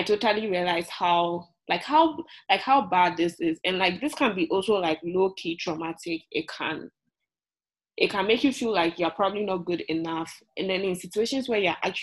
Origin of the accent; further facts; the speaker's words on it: Ghana; now in United States; I'm from Ghana, I'm from Africa